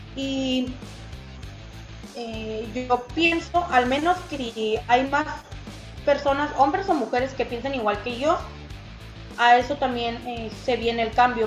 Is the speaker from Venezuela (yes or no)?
no; Mexicali, Baja California, Mexico; De aquí de Mexicali, Mexicali, Baja California, aquí nací y aquí he vivido pues toda mi vida